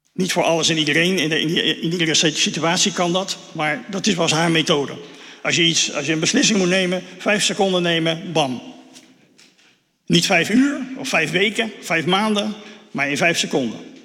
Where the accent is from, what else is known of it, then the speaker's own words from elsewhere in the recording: Netherlands; Daar staan we ook als Nederlanders eh, best wel bekend om